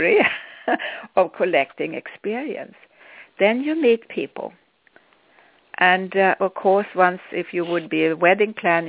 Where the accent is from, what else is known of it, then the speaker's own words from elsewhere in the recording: Sweden; accent: Swedish; English is a second language; moved away; I'm Swedish if you wonder what my accent comes from, what it is.